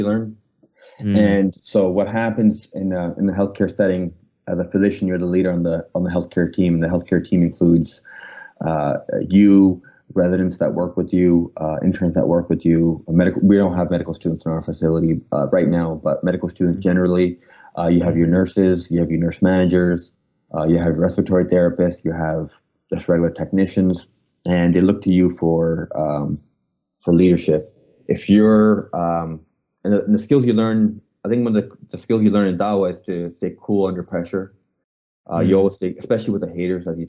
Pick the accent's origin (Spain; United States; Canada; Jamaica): Canada; moved away; also born or lived in Pakistan (parents); I'm from Canada